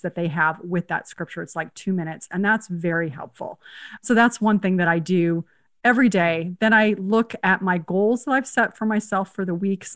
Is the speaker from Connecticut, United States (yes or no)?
no; San Jose, California, United States; also born or lived in Spain / Uruguay; I grew up in San Jose and we almost went to the same high school